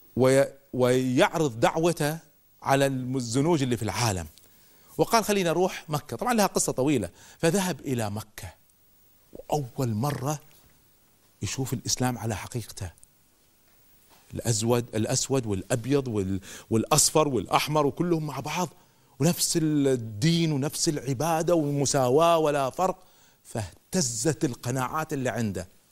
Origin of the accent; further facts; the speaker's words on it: Kuwait; also born or lived in United States; لما رجعت من أمريكا، بديت أذكر بعض الأفكار في جمعية الإصلاح عندنا في الكويت